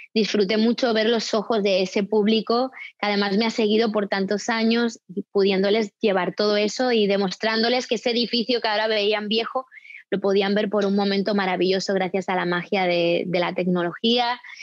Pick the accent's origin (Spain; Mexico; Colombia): Spain; now in United States; yo como española